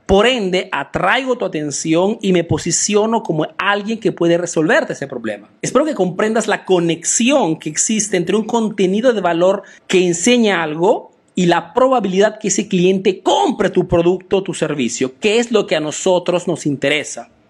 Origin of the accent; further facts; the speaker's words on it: Italy; also born or lived in Peru; soy un emprendedor peruano que ha crecido y vive aquí en Italia, en Europa